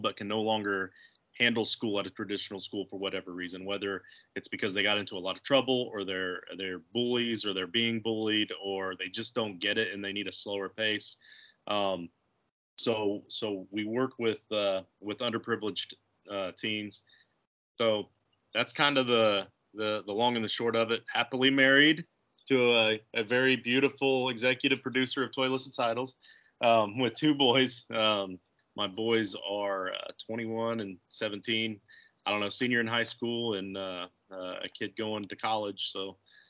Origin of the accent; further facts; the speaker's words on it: Indiana, United States; I'm from Indiana, a small town in East Central Indiana, and small town boy